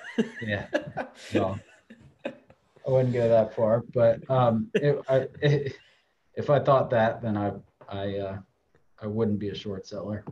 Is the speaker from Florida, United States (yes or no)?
no; Ohio, United States; I grew up in Ohio